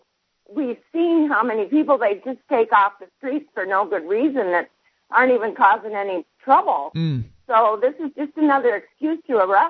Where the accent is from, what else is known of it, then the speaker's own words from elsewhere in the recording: Upper Michigan, United States; I'm actually from Upper Michigan